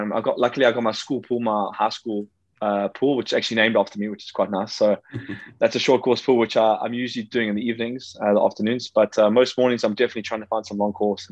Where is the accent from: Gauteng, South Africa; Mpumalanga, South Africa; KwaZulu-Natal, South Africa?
KwaZulu-Natal, South Africa; Durban; I'm just at my parents' place in Durban in South Africa.